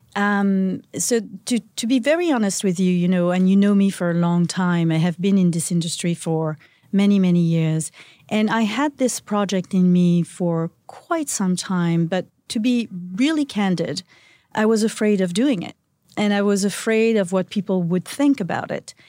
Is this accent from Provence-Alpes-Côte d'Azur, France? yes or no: yes; Antibes, Provence-Alpes-Côte d'Azur, France; moved away; I was born in a little town called Antibes